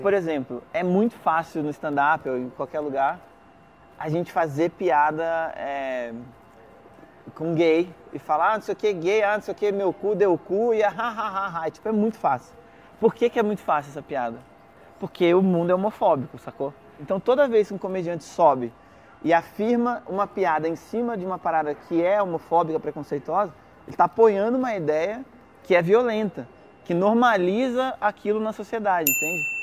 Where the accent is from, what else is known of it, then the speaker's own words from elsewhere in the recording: Brazil; a gente é brasileiro, fala português